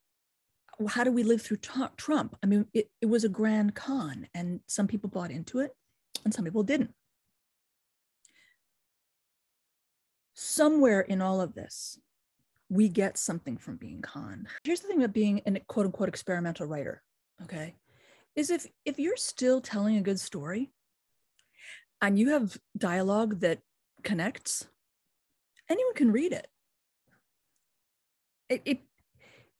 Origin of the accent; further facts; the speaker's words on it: United States; me as an American